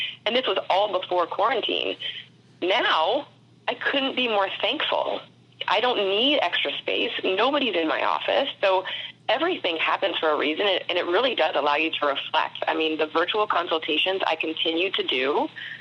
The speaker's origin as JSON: {"language": "English", "town": "St. Petersburg", "region": "Florida", "country": "United States", "tie": "born or raised there", "said": "I grew up in St. Pete, Florida, which is right outside of Tampa"}